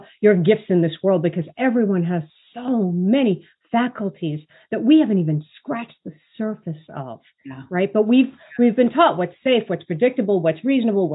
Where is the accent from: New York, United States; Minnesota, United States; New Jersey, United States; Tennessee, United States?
New York, United States; New York City; I grew up in Brooklyn, New York.